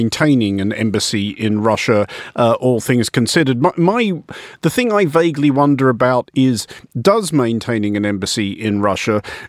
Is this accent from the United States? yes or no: no; Australia; speaking as an Australian